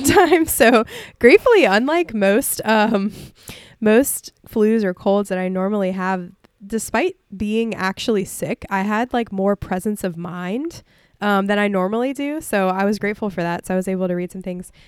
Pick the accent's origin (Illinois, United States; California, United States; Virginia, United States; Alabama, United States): Alabama, United States; Mobile Bay, Gulf Shores, Orange Beach; moved away; I grew up on Mobile Bay, and I grew up near, in Gulf Shores and Orange Beach and, and the beaches